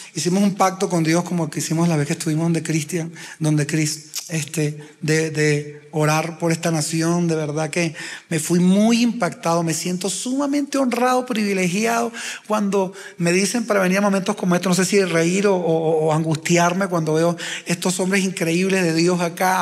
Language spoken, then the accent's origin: Spanish; Uruguay; now in Venezuela; Yo no nací en Venezuela, mi esposa tampoco, yo uruguayo